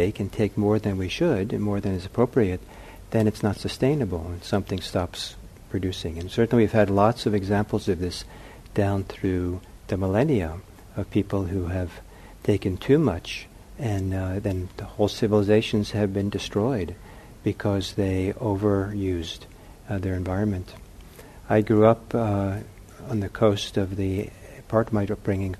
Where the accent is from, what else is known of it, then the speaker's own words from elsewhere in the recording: Los Angeles, California, United States; I grew up in Los Angeles